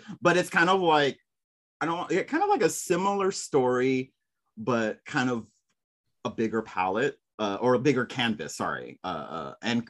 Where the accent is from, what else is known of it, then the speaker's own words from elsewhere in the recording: San Antonio, Texas, United States; I grew up in San Antonio